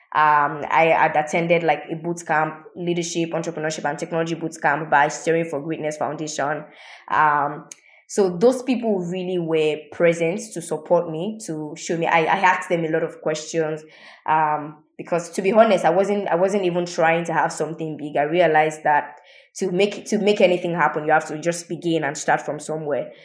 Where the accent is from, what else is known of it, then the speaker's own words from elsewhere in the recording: Ibadan, Oyo, Nigeria; I grew up in Ibadan. Um, Ibadan is in the southwest of Nigeria